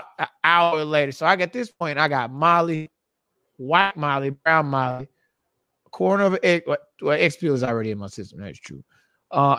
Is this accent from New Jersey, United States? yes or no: no; Texas, United States; I'm from Texas